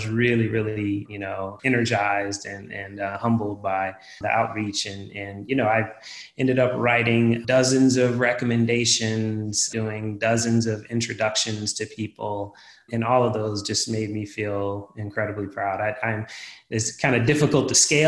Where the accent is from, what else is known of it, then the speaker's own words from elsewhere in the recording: Philadelphia, Pennsylvania, United States; I'm from Philadelphia